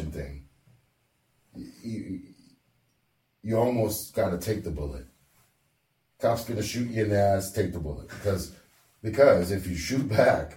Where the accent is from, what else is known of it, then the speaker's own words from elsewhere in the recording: Canada; I'm Canadian through and through